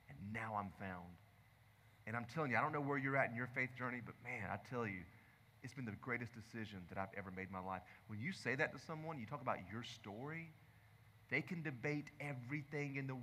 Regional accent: the South, United States; I grew up in the South

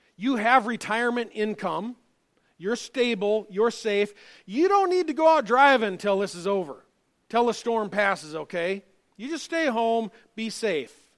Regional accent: United States; as an American.

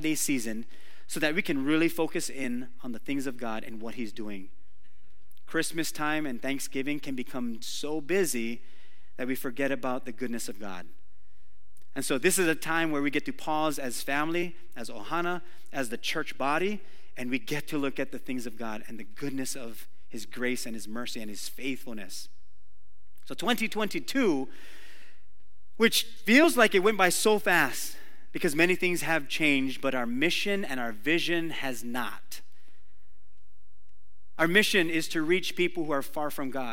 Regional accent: Waimanalo, Hawaii, United States; I grew up in Waimanalo, this is on Oahu

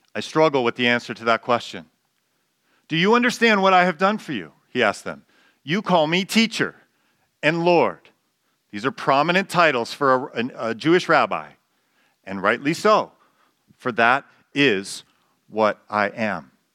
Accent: Canada; I don't cease to be a Canadian when I become a Christian

